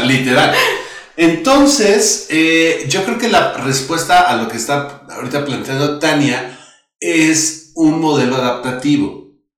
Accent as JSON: {"language": "Spanish", "country": "Mexico", "said": "somos mexicanos"}